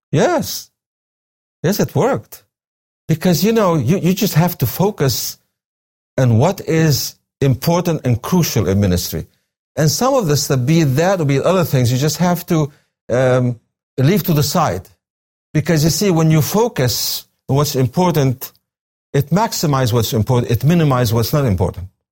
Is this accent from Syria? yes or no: yes; coast between Baniyas and Tartus, Tartus Governorate, Syria; now in United States; I was born in Syria, on the coast, a small town between the cities of Beni Yas and Tartus.